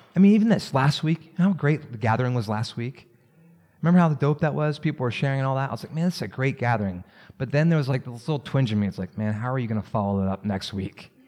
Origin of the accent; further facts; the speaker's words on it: Maryland, United States; I grew up around Maryland.